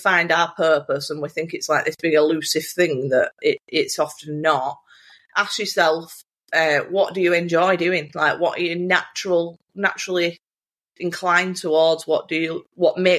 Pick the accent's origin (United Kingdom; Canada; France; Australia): United Kingdom; Bolton, North West England; accent: Bolton; talking in my Bolton accent